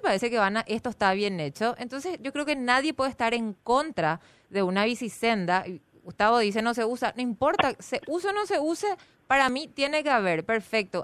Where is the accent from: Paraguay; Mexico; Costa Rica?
Paraguay; Asunción; los que somos de Asunción y pagamos impuestos